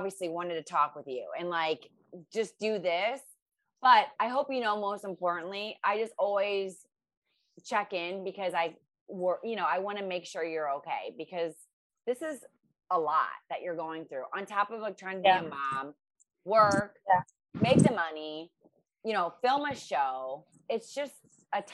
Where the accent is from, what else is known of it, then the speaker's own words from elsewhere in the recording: Ohio, United States; now in Los Angeles, United States; I'm from Ohio and now